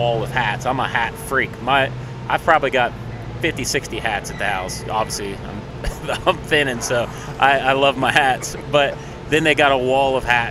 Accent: Ohio, United States; I'm from Ohio, so I'm 3 hours different

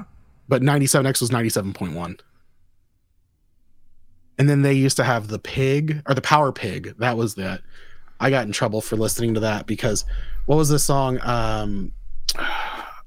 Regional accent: Florida, United States; moved away; also born or lived in East Tennessee; we're from Florida

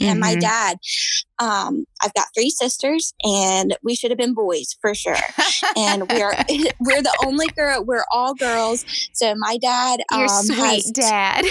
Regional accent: Manns Harbor, North Carolina, United States; I am from the Outer Banks of North Carolina. I'm from Mans Harbor or Michoos. It's a little town. I've grown up here and lived here all

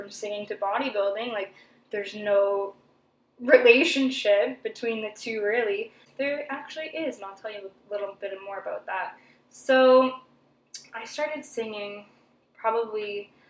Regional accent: Thunder Bay, Ontario, Canada; now in Toronto, Canada; I'm from Thunder Bay, Ontario. Lived there until I was 21 years old. Moved to Toronto

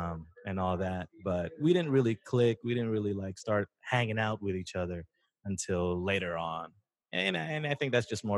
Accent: East Bay, California, United States; It was like growing up in the East Bay, I didn't want him passive.

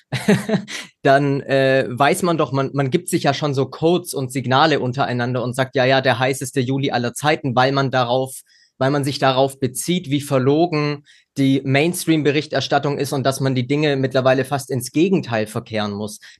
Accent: West Germany, Germany; Also ich kenne das als äh, Wessi, der auch nach den 90er Jahren geboren ist

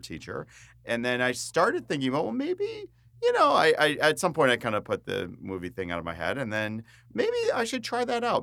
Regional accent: New Jersey, United States; moved away as an adult; also born or lived in Baltimore, Maryland / Phoenix, Arizona; And I grew up in New Jersey, grew up on the East Coast

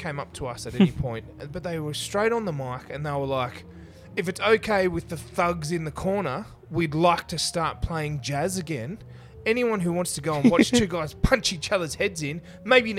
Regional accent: Canberra, Australian Capital Territory, Australia; moved away as an adult; also born or lived in Central West, New South Wales; here, went through school

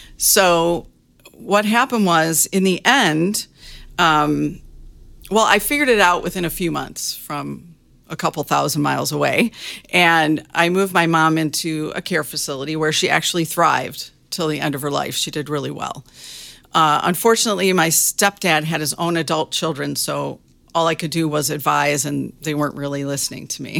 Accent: Michigan, United States; moved away as an adult; also born or lived in Arizona; I grew up in Michigan.

